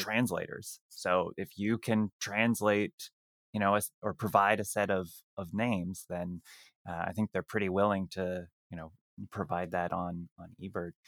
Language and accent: English; Canada; I'm Canadian